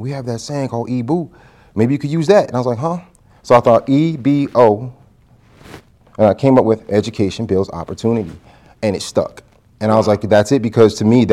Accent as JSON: {"language": "English", "region": "New Jersey", "country": "United States", "tie": "born or raised there", "moved": "as an adult", "lives_now": "McDonough, United States", "said": "as a northern boy, I grew up in New Jersey"}